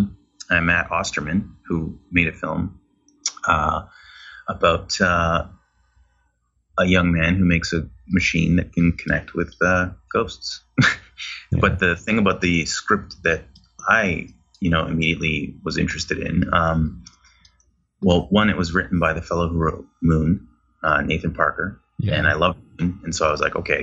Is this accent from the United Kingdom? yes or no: no; Canada; because I'm Canadian